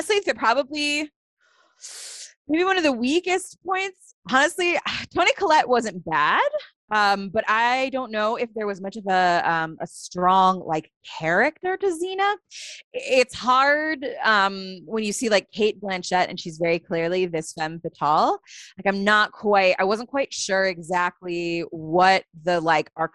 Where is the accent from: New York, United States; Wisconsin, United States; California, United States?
New York, United States; Buffalo; I am from Buffalo. Hey. I grew up there.